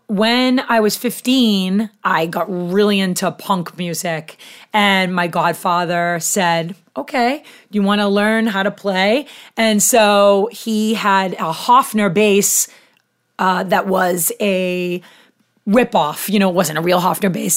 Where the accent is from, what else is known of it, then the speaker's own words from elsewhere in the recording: Haverhill, Massachusetts, United States; I was born in Haverhill, Mass